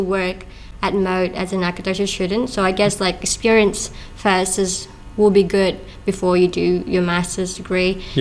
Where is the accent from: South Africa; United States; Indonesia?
Indonesia; moved away as an adult; now in Brisbane, Australia; so I grew up in Indonesia, and then I got to University of Indonesia